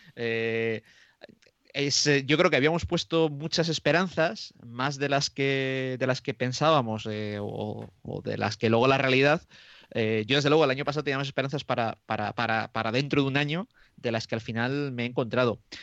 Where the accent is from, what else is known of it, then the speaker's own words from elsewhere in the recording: Roa, Castile and León, Spain; mi pueblo que es eh, de Roa, que está a 17 kilómetros de Aranda de Duero